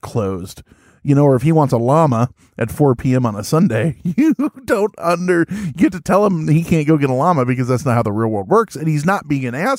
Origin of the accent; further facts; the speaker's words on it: Springfield, Illinois, United States; We're from Springfield, Illinois.